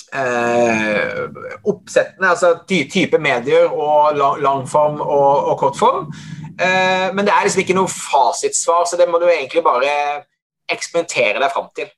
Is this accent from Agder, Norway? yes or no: yes; Hovden, Agder, Norway; Jeg kommer fra Hovden i Setesdal